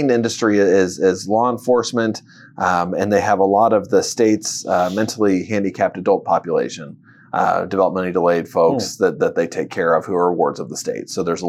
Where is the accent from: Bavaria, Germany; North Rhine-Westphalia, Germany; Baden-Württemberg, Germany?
Bavaria, Germany; Würzburg; born there; Well, I was born in Würzburg, Germany, to two military parents.